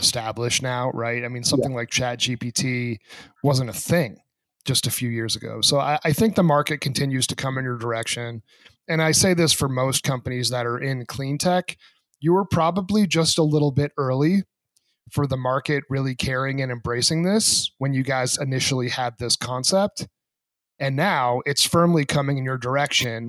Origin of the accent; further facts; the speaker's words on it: New England, New Hampshire, United States; growing up in New England